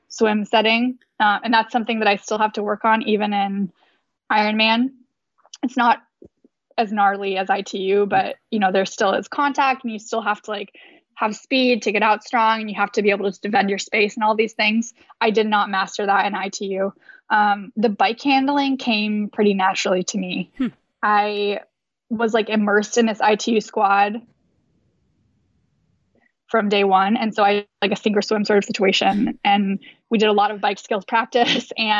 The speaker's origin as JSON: {"language": "English", "town": "Davis", "region": "California", "country": "United States", "tie": "born or raised there", "moved": "yes"}